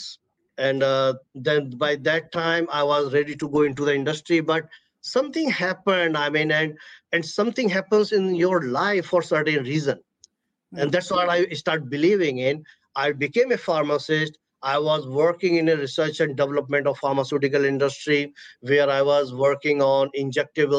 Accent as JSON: {"language": "English", "town": "Agra", "region": "Uttar Pradesh", "country": "India", "tie": "born or raised there", "moved": "yes", "said": "I was born and brought up in India, the city everyone knows in the world. I was born in the city of Agra"}